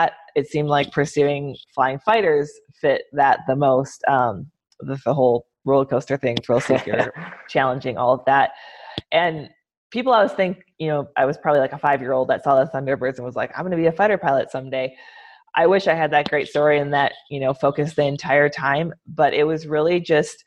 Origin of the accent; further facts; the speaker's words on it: Medford, Wisconsin, United States; moved away as an adult; now in Southwest United States; Growing up in Medford, it's a small town